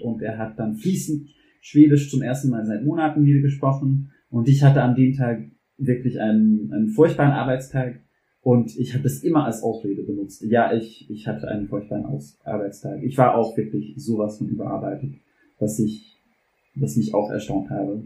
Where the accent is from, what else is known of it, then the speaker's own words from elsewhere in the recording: New Orleans, Louisiana, United States; German is a second language; moved away as an adult; also born or lived in Vietnam; now in Switzerland; Ich komme auch nicht aus den USA, sondern ich komme aus einem der Vereinigten Staaten, und zwar Louisiana